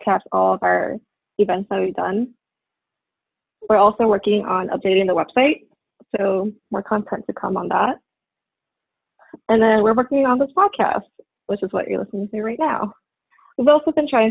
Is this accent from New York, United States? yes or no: yes; New York City, New York, United States; my hometown is New York City